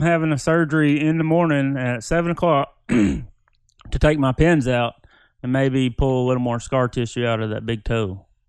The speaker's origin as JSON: {"language": "English", "region": "Oklahoma", "country": "United States", "said": "My voice gets made fun of by fellow Oklahomans"}